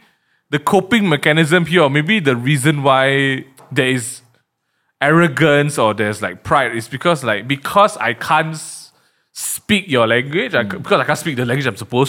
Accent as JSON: {"language": "English", "country": "Malaysia", "also_born_or_lived": "England", "said": "I'm Chinese, I'm a Malaysian Chinese."}